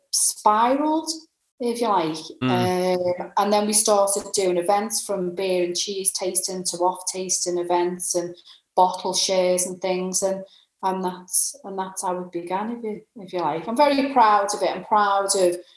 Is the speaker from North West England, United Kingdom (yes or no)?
yes; Liverpool, North West England, United Kingdom; I'm a Scouser.